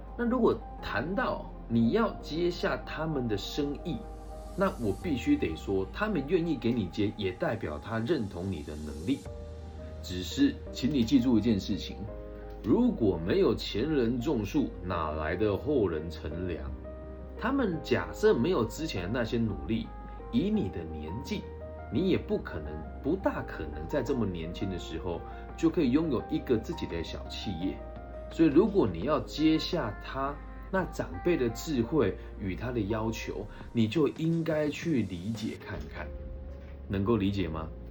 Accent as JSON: {"language": "Chinese", "country": "Taiwan", "tie": "born or raised there", "said": "身为土生土长的台湾男孩"}